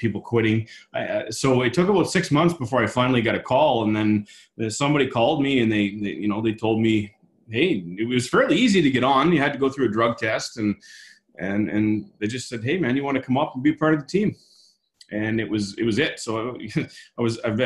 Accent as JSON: {"language": "English", "town": "Halifax", "region": "Nova Scotia", "country": "Canada", "moved": "as an adult", "said": "I'm originally from Halifax, Nova Scotia"}